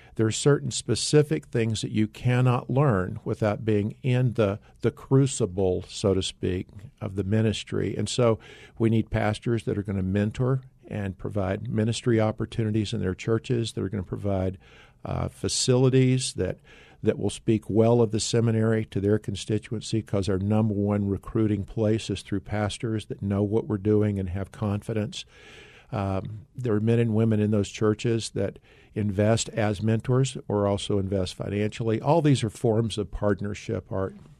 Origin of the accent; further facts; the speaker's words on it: North Carolina, United States; moved away as an adult; also born or lived in Tennessee / Dallas, Texas; now in Arizona, United States; I grew up in North Carolina. I'm thankful that, uh, to be a Tar Heel, I still am, even though I live in Arizona.